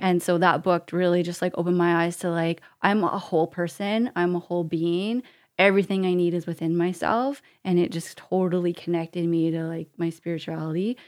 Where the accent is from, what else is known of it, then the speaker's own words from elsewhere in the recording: Canada; as a Canadian. We have a passport